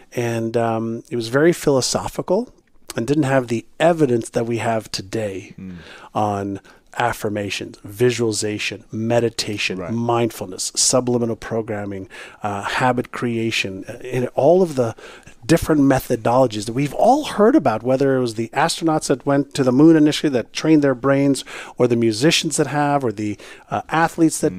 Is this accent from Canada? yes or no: yes; Montreal, Quebec, Canada; first language Hebrew; English is a second language; moved away as an adult; also born or lived in Israel / Toronto; When I was um, five, six, seven years old, I moved from Israel to Montreal. I spoke mm-hmm. Hebrew, but not English or French